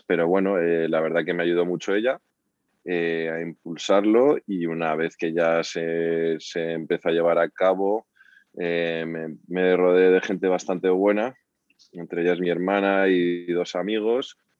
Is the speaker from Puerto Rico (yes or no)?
no; Spain; cómo somos los españoles